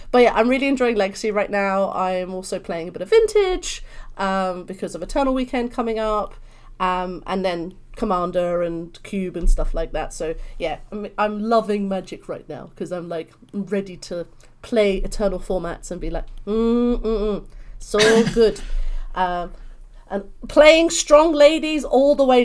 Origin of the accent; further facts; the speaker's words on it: London, United Kingdom; accent: British; I'm from London, so hence this beautiful British accent